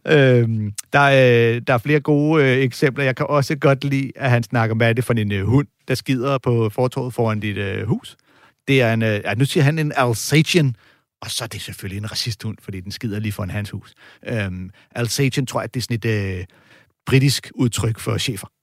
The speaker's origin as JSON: {"language": "Danish", "country": "Denmark"}